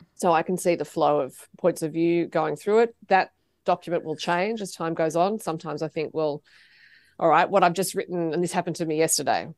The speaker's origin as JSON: {"language": "English", "town": "Sydney", "region": "New South Wales", "country": "Australia", "tie": "born or raised there", "said": "I grew up near Manly"}